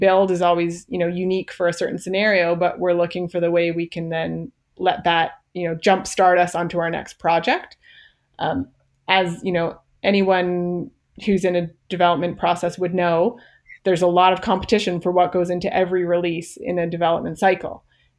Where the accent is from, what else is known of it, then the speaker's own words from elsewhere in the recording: Canada; I guess that's one thing we haven't mentioned yet, is that I am a Canadian IBMer.